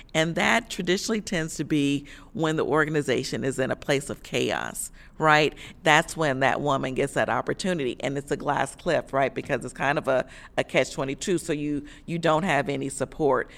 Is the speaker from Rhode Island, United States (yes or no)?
no; Chicago, Illinois, United States; moved away as an adult; also born or lived in the South; I'm originally from Chicago